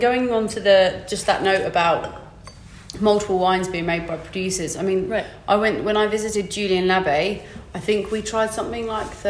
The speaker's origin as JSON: {"language": "English", "region": "England", "country": "United Kingdom", "said": "I'm too English to tell you that I hate this."}